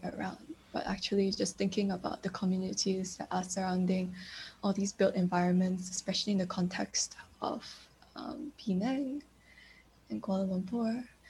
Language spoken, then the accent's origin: English; Hong Kong; also born or lived in Beijing; Me coming from a position of growing up in Hong Kong, I actually lived in Beijing for a while as well, and like growing up between many different places, and then where does home actually lie?